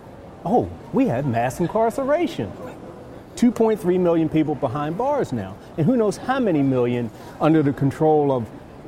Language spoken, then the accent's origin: English; Baltimore, Maryland, United States; I'm from Baltimore.